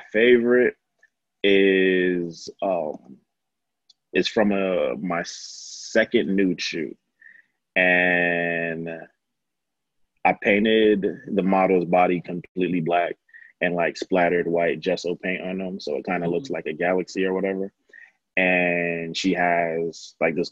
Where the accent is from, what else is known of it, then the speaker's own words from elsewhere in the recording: New York, United States; I grew up in the 90s and I'm from New York. So like Basquiat and Keith Haring kind of are the background for my childhood